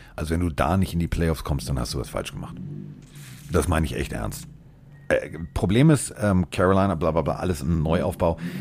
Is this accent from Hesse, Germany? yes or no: no; Hamburg, Germany; ich komme aus Hamburg